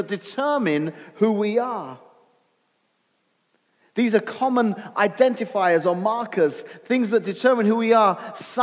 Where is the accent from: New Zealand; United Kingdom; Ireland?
United Kingdom; now in United States; I'm British American.